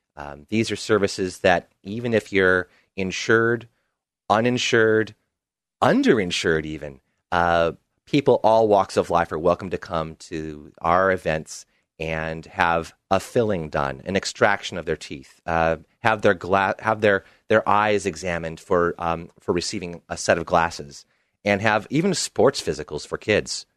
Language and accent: English; Portland, Oregon, United States; also born or lived in Bermuda; Portland, uh, has always been my home. I spent only five years away from the City of Roses